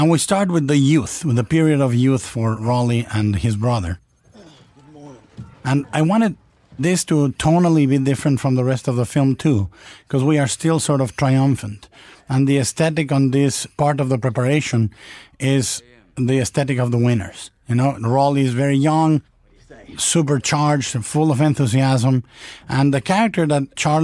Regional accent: Mexico; growing up in Mexico in the 1960s

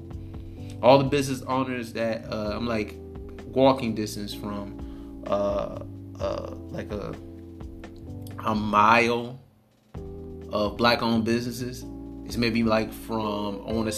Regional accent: Detroit, Michigan, United States; I stay in Detroit. I'm from Detroit

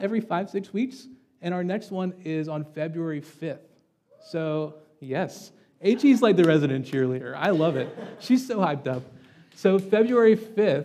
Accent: Deep South, United States; I grew up in the Deep South

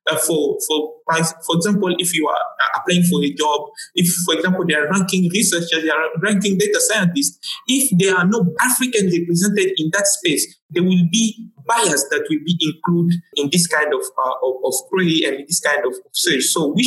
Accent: DR Congo; first language Tshiluba; English is a second language; moved away as an adult; also born or lived in Nairobi, Kenya; now in Accra, Ghana; I'm from the Democratic Republic of Congo. For those, yes, that are aware, that is a French-speaking country. So I've done all my, you know, high school, undergrad, you know, honor degree, everything I've done it in French.

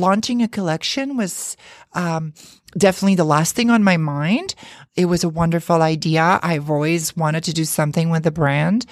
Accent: Azores, Portugal; now in New York City, United States; where I was born in the Azure Islands. Um, it's a group of islands off the coast of Portugal

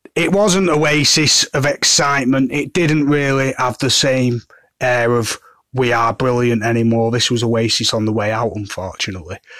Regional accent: Manchester, North West England, United Kingdom; I'm from Manchester

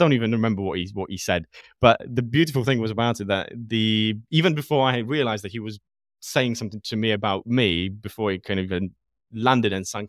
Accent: Poland; English is a second language; now in United Kingdom; because Poland was born and raised in Poland, lived in the UK for a big chunk of my time in my life. And I've never had a situation where I felt discriminated as a result of being Polish.

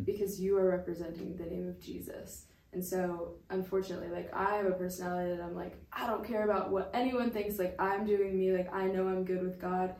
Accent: Connecticut, United States; moved away; I grew up in Connecticut

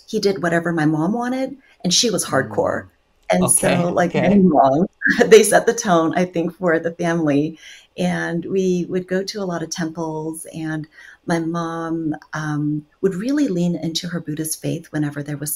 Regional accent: Guam; also born or lived in South Korea; now in Southern California, United States; I was born in South Korea, and then I moved to Guam when I was 3 because my dad's work visa came through Guam.

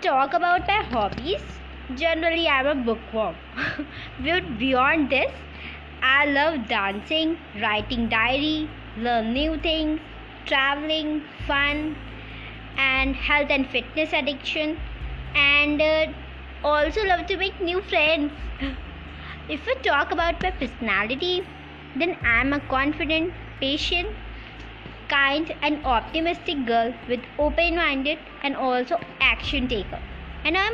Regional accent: Lucknow, Uttar Pradesh, India; I am from Lucknow.

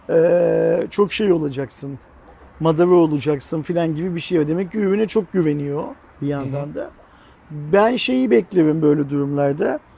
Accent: Turkey; şimdi biz Türk olarak izleyemeyecek miyiz? Yani bizim de izlemek hakkımız değil

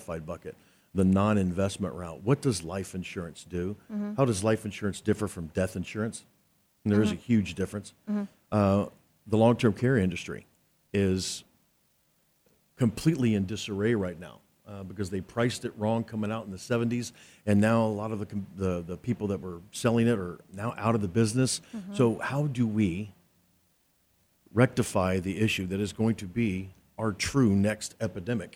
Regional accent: Oklahoma, United States; I'm from Oklahoma

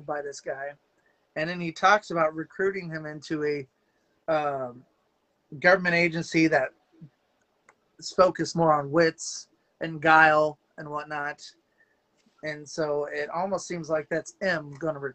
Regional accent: Beatrice, Nebraska, United States; my hometown comic store in Beatrice

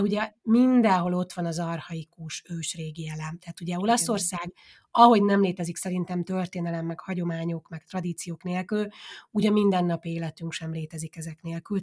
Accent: Kiskunfélegyháza, Bács-Kiskun, Hungary; moved away as an adult; now in Udine, Italy; én Kiskunfélegyházán nőttem fel

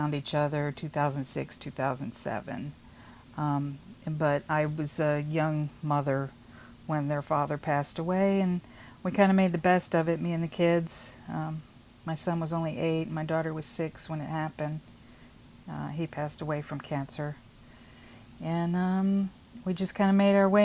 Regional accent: Houston, Texas, United States; We're from the Houston area

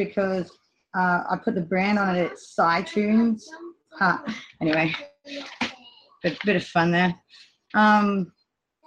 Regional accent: Australia; I'm from Australia. It's really hot here at the moment

